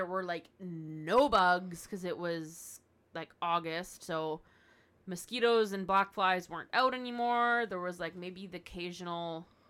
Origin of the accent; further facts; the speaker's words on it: Canada; That's just part of being Canadian.